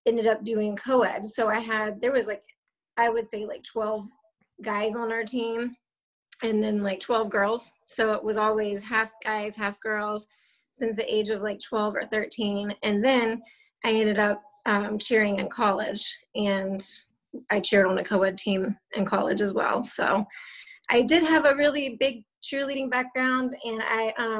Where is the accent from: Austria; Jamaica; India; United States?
United States; Jacksonville, Florida; also born or lived in Lynchburg, Virginia; now in Fernandina Beach, United States; Grew up in Jacksonville, Florida